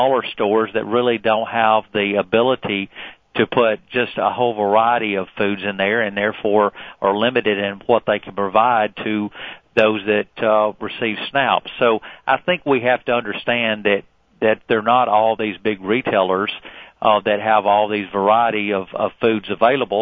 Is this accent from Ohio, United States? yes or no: no; Alabama, United States; a state like Alabama, my home state